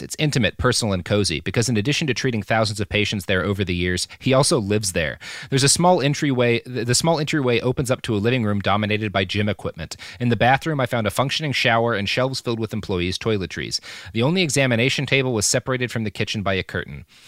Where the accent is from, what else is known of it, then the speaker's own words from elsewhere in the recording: Texas, United States; where I grew up in Texas was like that too